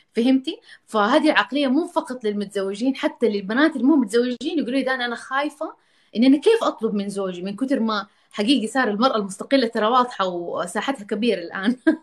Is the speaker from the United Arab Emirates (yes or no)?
no; Jeddah, Makkah Province, Saudi Arabia; انا عشان من جده